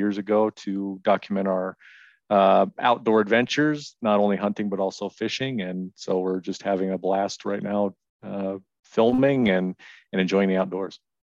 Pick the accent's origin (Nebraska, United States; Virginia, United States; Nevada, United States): Nevada, United States; Reno; I've lived in Nevada my whole life. I'm from Reno.